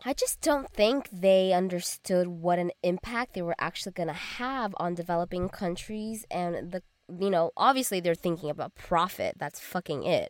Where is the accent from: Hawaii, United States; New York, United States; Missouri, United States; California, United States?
California, United States; Arcadia; growing up in Arcadia